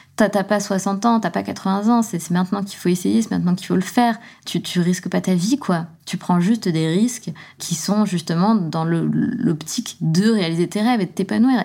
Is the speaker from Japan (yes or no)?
no; southern France, France; also born or lived in Besançon, Bourgogne-Franche-Comté, France; je viens de Besançon. On a déménagé dans le sud de la France pour partir habiter avec mon beau-père. Donc, j'avais quoi J'avais 6 ans